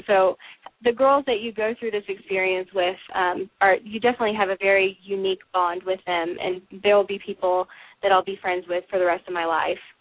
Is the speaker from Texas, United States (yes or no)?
yes; Dallas, Texas, United States; I grew up here in Dallas